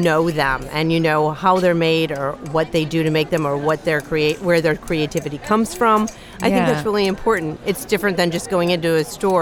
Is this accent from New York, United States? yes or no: yes; Rochester, New York, United States; moved away as an adult; now in Baltimore, United States; I'm from upstate New York in Rochester